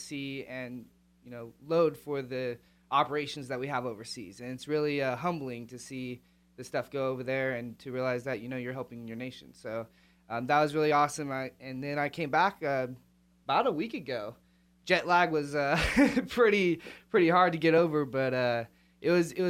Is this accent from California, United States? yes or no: yes; Yuba City, California, United States; also born or lived in Chico, California; born and raised in Yuba City, California, so not that far away from here